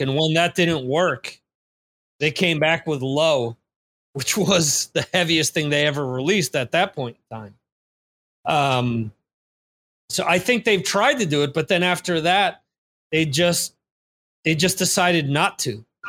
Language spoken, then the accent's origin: English; New Jersey, United States; someone from New Jersey